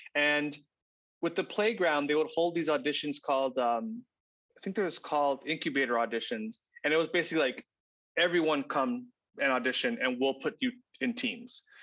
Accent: Texas, United States; moved away as an adult; also born or lived in Arizona / Chicago; I grew up in Texas, uh, went to school in Arizona, and then right after college, moved to Chicago

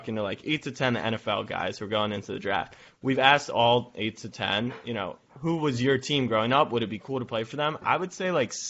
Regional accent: Maryland, United States; also born or lived in Texas; I grew up in Maryland, and I'm in Maryland right now

